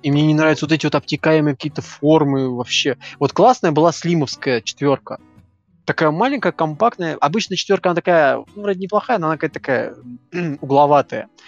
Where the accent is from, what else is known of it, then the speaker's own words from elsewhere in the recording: Moscow, Russia; как э, москвич